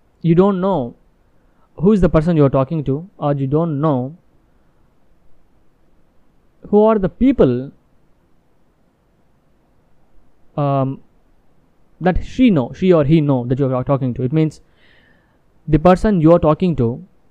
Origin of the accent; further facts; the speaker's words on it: India; English is a second language; I am from India but my business in US